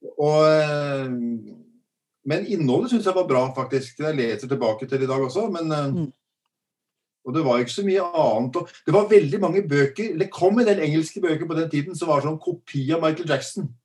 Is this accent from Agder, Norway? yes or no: no; Drammen, Buskerud, Norway; jeg er jo drammenser